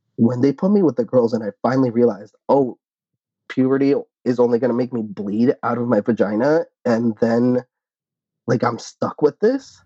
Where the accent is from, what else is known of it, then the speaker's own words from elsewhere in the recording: Arlington, Virginia, United States; I grew up in Northern Virginia, in Arlington to be more specific, very close to DC.